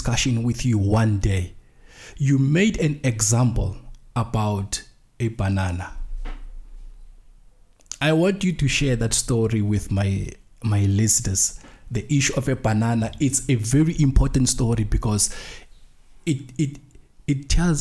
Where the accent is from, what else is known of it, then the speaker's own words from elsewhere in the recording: South Africa; as a South African society